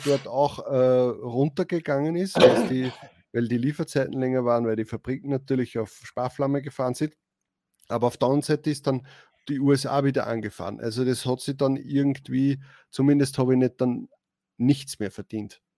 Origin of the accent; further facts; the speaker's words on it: Austria; als Österreicher